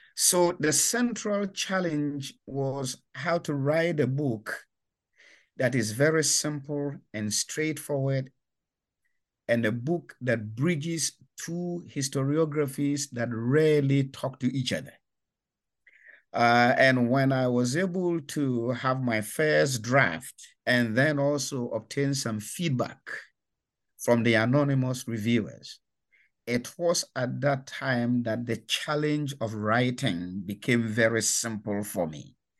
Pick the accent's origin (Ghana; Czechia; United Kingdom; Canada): Ghana; moved away as an adult; I come from Ghana. uh, in West Africa, and that was where I was born, raised, and educated